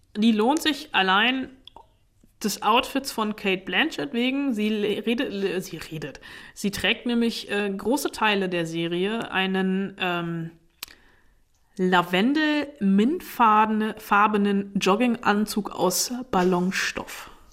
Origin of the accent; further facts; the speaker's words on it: Germany; bei uns in Deutschland